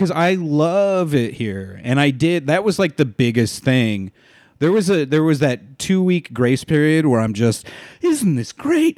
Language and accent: English; San Diego, California, United States; moved away as an adult; also born or lived in Walnut, California; now in Los Angeles, United States; we moved to San Diego when I was twelve. So I s, consider San Diego, like, my hometown, 'cause that's where I did all my growing up